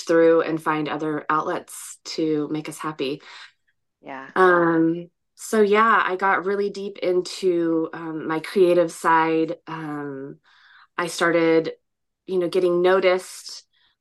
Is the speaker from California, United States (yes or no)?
yes; California, United States; So I grew up in California pretty much my whole life. I grew up in Southern California. Then my family moved to Northern California when I was about 8 years old.